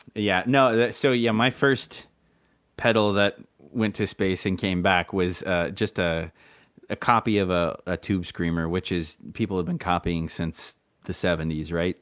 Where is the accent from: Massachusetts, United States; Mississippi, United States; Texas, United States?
Texas, United States; I was from Texas